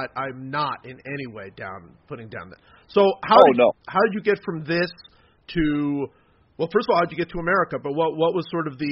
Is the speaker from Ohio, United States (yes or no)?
yes; Cleveland, Ohio, United States; now in North Carolina, United States; I grew up in Cleveland where there was much sadness in the weather.